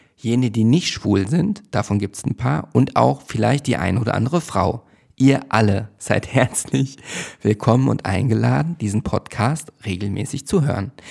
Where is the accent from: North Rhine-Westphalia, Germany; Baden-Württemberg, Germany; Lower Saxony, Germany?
North Rhine-Westphalia, Germany; Hövelhof; also born or lived in Schloss Neuhaus; now in Berlin, Germany; Ich bin in Schloss Neuhaus zur Schule gegangen und in Hövelhof bin ich ja aufgewachsen